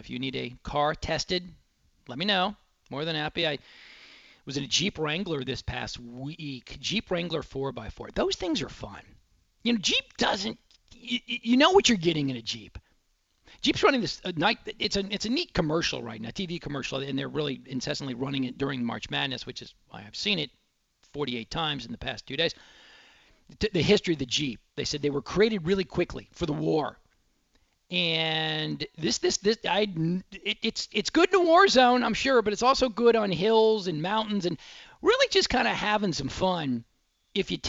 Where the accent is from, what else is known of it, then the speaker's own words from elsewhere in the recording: Dallas, Texas, United States; growing up in Dallas